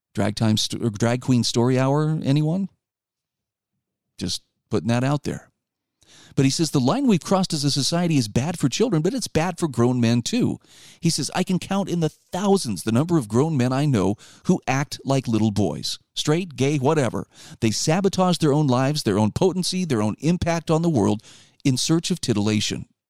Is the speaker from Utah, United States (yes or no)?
yes; Utah, United States; my home state of Utah